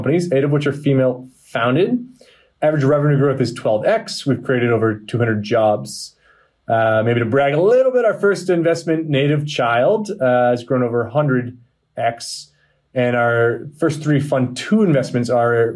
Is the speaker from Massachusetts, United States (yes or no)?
yes; Boston, Massachusetts, United States; I'm from Boston. I'm a pretty stereotypical white guy, you know, from America